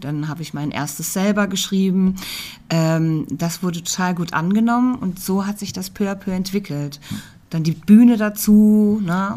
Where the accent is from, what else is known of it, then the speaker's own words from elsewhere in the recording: Margretenhaun, Hesse, Germany; also born or lived in Fulda; ich bin in Fulda geboren, ja. Ich bin ein fuldisches Mädchen. Ich bin in Margretenhauen aufgewachsen, bei Petersberg.